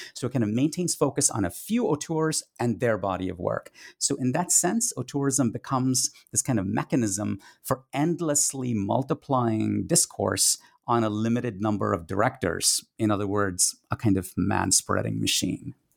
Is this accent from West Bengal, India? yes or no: yes; Kolkata, West Bengal, India; first language Tamil; English is a second language; moved away; a teenage cinephile growing up in India in the 1980s